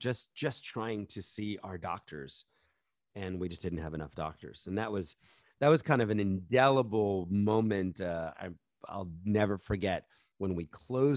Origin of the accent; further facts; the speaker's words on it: New York City, New York, United States; I'm from New York City. My local stadium is Madison Square Garden